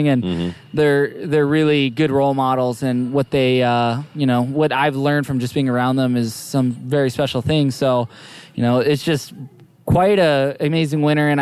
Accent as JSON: {"language": "English", "area": "Maui", "region": "Hawaii", "country": "United States", "tie": "born or raised there", "said": "growing up on Maui"}